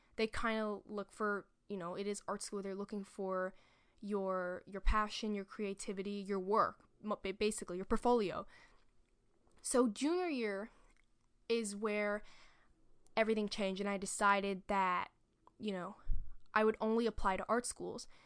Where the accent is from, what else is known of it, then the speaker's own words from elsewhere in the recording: New York City, New York, United States; I'm from New York City